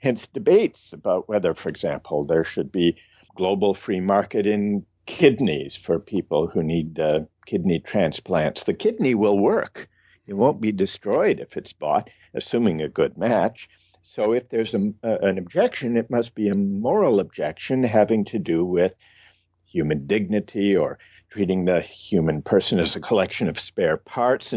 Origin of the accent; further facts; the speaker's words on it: Midwest, United States; I grew up in the Midwest